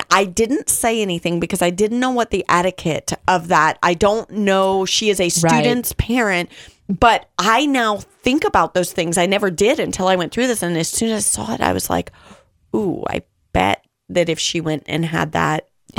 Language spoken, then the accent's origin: English; California, United States; California, but we didn't spend a lot of time at pools and the beach. But I did grow up for a portion of my life in the desert area where the sun was really hot.